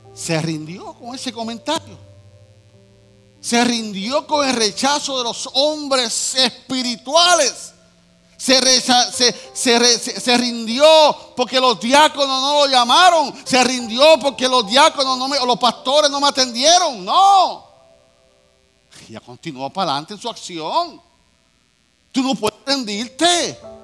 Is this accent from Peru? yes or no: no; Puerto Rico; somos boricua